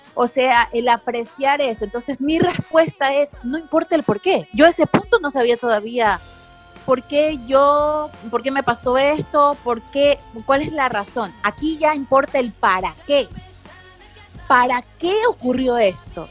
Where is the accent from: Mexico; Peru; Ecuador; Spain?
Ecuador; Guayaquil, Guayas; moved away as an adult; also born or lived in United States / Miami; soy guayaquileña